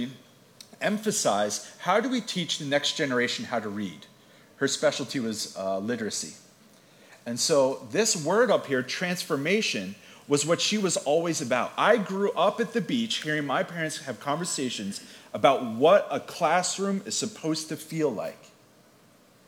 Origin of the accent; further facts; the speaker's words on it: Atlantic City, New Jersey, United States; I was born in Atlantic City. I grew up at the beach, and my head and heart are still there